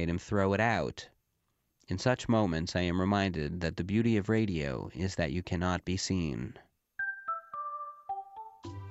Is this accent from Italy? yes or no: no; Canada; they know that I'm Canadian